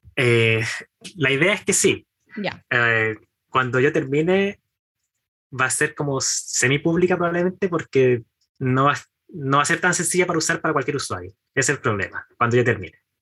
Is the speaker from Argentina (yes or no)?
no; Chimbarongo, O'Higgins, Chile; moved away as an adult; now in Santiago, Chile; Yo soy de Chimbarongo, la capital del Mimbre